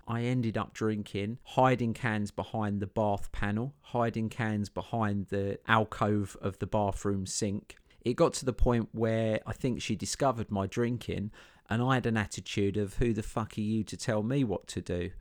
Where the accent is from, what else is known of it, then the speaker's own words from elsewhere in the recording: Chelmsford, East of England, United Kingdom; I grew up in Chelmsford in Essex